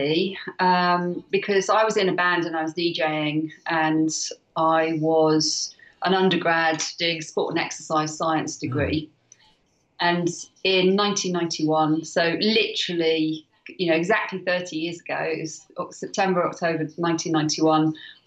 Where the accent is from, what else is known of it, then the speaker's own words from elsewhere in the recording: Wales, United Kingdom; I'm Welsh. I love Wales.